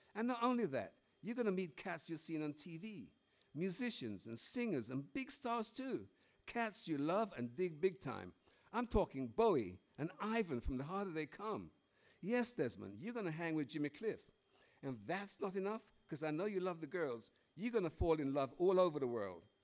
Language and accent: English; Jamaica; now in United Kingdom; as a kid growing up in Jamaica